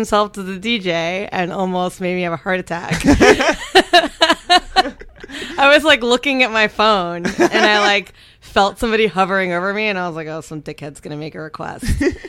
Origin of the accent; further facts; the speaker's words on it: Miami, Florida, United States; I'm from Miami.